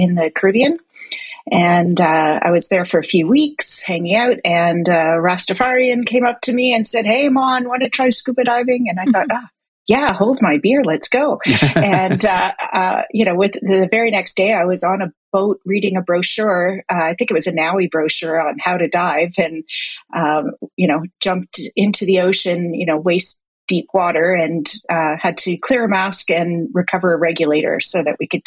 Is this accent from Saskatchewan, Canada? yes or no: no; Toronto, Ontario, Canada; moved away as an adult; now in Vancouver, Canada; I was born in Toronto, actually, but moved out to Vancouver when I was 23